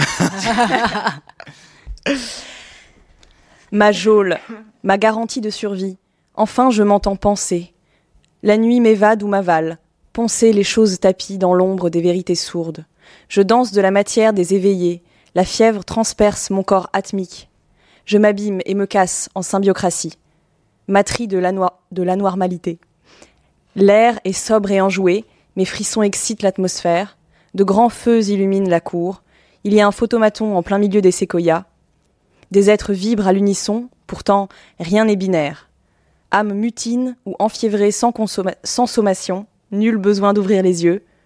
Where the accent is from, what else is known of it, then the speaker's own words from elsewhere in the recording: Italy; je suis italienne